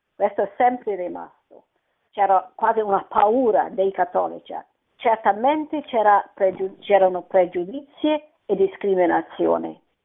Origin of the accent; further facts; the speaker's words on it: Scotland, United Kingdom; Italian is a second language; now in London, United Kingdom; io sono scozzese ma abito a Londra